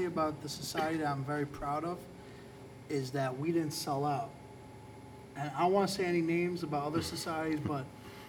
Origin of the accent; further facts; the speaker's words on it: Sanza, Campania, Italy; now in United States; I'm from Sanza. And then I go, okay, no, I'm from Campania.